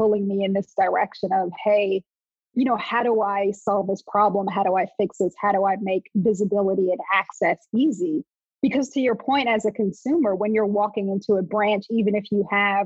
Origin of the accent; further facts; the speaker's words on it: Montclair, New Jersey, United States; also born or lived in North Carolina; I grew up in Montclair, New Jersey